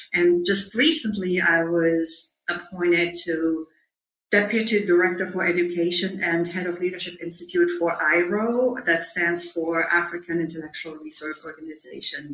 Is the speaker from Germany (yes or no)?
yes; Germany; moved away as an adult; also born or lived in Munich; now in New York, United States; I grew up on a small farm in Germany where I'm right now, but I'm usually based in New York